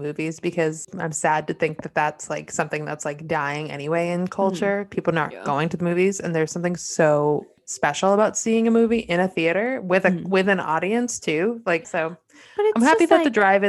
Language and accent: English; New England, United States; growing up in New England